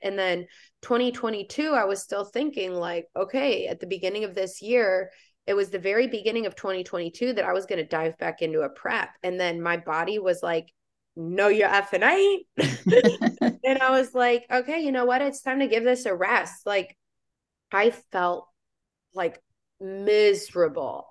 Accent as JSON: {"language": "English", "region": "Indiana", "country": "United States", "tie": "born or raised there", "moved": "as an adult", "lives_now": "Florida, United States", "said": "I now live in Florida, uh, born and raised in Indiana."}